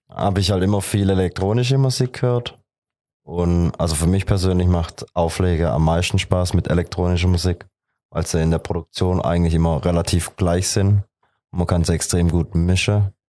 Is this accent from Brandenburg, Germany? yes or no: no; Heilbronn, Baden-Württemberg, Germany; ich bin 24 Jahre alt und komme aus Heilbronn.